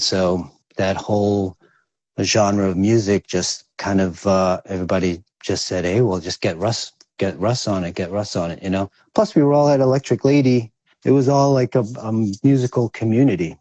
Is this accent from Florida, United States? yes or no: no; New York City, New York, United States; also born or lived in Quezon City, Philippines; I grew up in New York, man. Which, Most of my life since I was five. Uh, mostly in Staten Island, Staten Island, New York